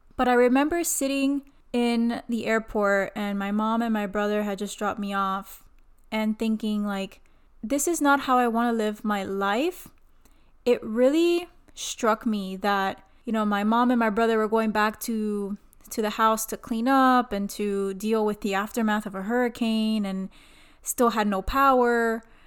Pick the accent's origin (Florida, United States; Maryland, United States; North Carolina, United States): Florida, United States; Miami; I was born and raised in Miami, Florida